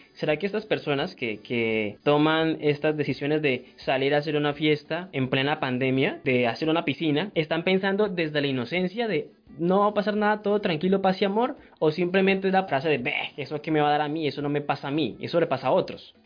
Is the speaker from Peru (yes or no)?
no; Colombia; nos compone como colombianos